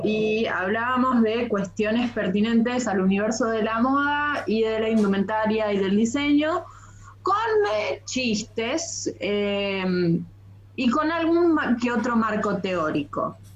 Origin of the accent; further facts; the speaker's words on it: Bariloche, Río Negro, Argentina; Imagínate que yo soy del sur, yo soy de Bariloche